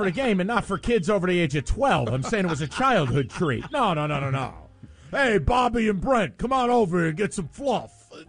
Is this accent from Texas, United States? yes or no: no; Detroit, Michigan, United States; I'm from Southwest Detroit.